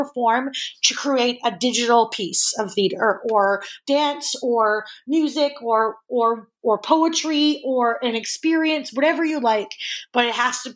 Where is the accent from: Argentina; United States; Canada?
Canada; Edmonton, Alberta; a theater kid growing up in Edmonton